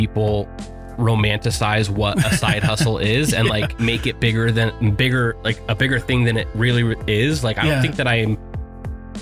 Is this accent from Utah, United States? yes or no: yes; Sandy, Utah, United States; also born or lived in Millcreek, Utah; I grew up here in Salt Lake, mostly out in Sandy